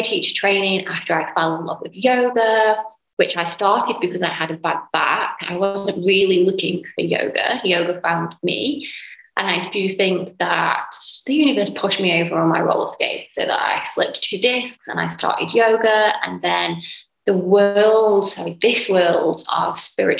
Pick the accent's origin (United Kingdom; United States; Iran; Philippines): United Kingdom; England; moved away as an adult; now in Dubai, United Arab Emirates; I'm from a little town / city, I guess, in England, United Kingdom